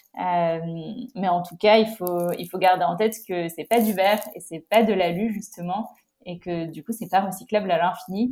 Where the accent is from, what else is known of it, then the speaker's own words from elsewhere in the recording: La Rochelle, Nouvelle-Aquitaine, France; moved away as an adult; also born or lived in Bordeaux / Paris / Rome / Madrid; j'ai grandi à La Rochelle et j'habite euh, maintenant à La Rochelle